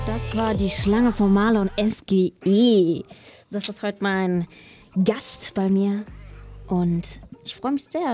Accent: Kelkheim, Hesse, Germany; ich bin im Taunus aufgewachsen, in Kelkheim

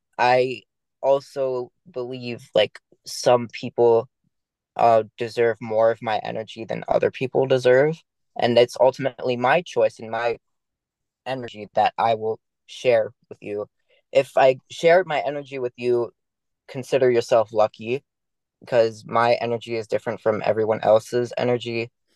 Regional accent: Maryland, United States; I grew up in Maryland. I didn't have a lot of friends

